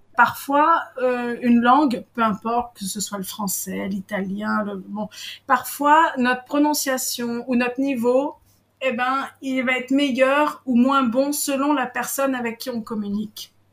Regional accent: Paris, Île-de-France, France; moved away as an adult; now in Israel; je suis française, je suis née à Paris, j'ai vécu pendant 38 ans à Paris. Et là, bah, j'ai changé un peu de vie dans le sens où j'habite en Israël

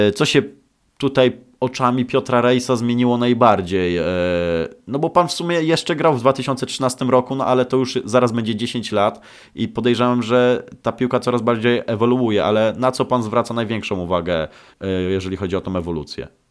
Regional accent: Szczecin, West Pomeranian Voivodeship, Poland; Ja pochodzę ze Szczecina

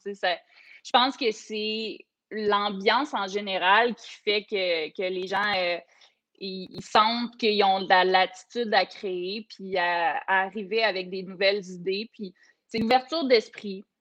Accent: Coaticook, Quebec, Canada; j'ai grandi là, à Quaticook

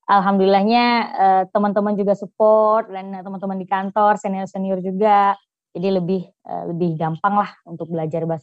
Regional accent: Jambi, Indonesia; now in South Kalimantan, Indonesia; karena saya dari Jambi.

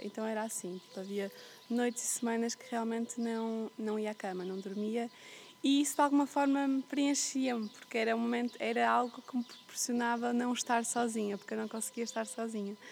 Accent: Porto, Norte, Portugal; moved away as an adult; also born or lived in Flores Island, Azores / Algarve; eu cresci, eu nasci e fui criada no meio da cidade, no Porto.

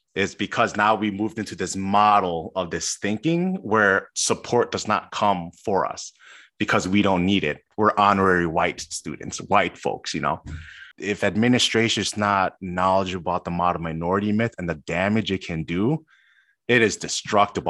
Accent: Chicago, Illinois, United States; born and raised in Chicago

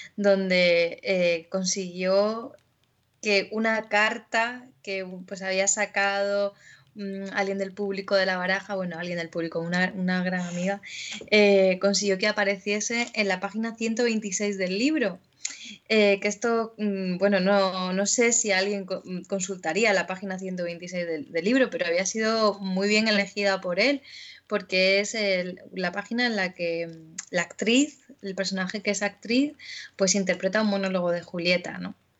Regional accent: Melilla, Spain; moved away as an adult; con la compañía melillense Concord, que era una compañía de estudio y de investigación teatral. Y con ellos estuve pues hasta que me fui de Melilla

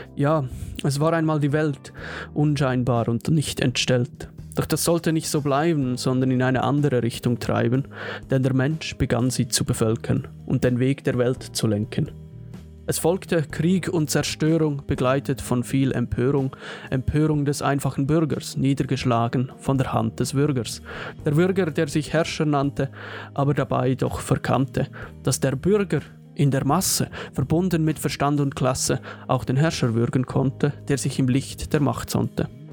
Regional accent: Switzerland

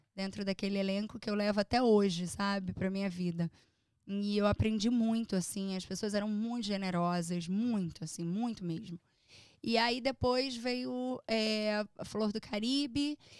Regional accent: Brazil; moved away as an adult; now in United States; Eu sou uma imigrante. Por mais que você tenha um green card, por mais que você tenha uma cidadania até, é, você é brasileira

